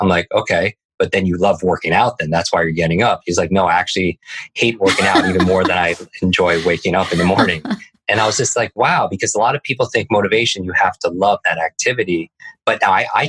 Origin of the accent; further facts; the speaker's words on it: Northeast, United States; I grew up in the Northeast